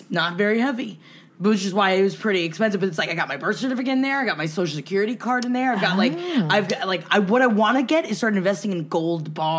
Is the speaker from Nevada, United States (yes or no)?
no; New York City, New York, United States; now in Los Angeles, United States; Even though, again, we grew up in Queens, I can take care of myself